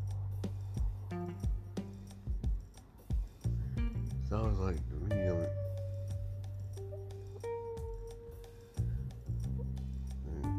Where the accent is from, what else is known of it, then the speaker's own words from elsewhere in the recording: Georgia, United States; I'm here from Georgia